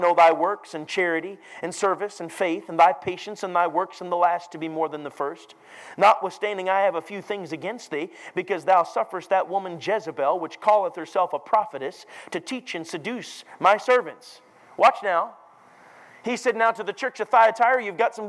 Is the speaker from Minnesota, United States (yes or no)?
yes; Minneapolis, Minnesota, United States; moved away; Minneapolis, where I grew up